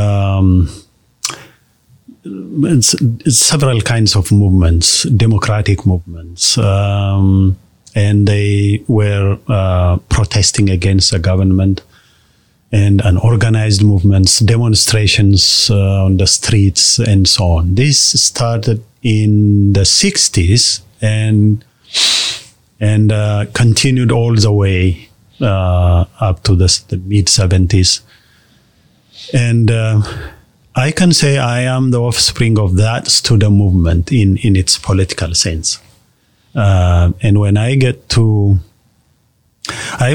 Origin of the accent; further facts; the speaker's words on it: Addis Ababa, Ethiopia; Born in Addis Ababa, it's called the capital city of Ethiopia. I was born there, raised there as a city boy